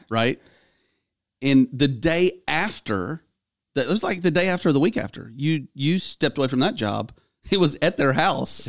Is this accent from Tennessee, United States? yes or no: yes; Clarksville, Tennessee, United States; my hometown